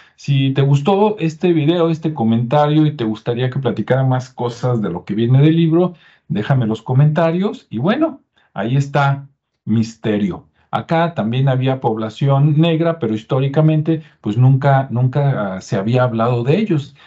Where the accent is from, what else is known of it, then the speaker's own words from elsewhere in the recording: Jalisco, Mexico; de mi tierra, de Jalisco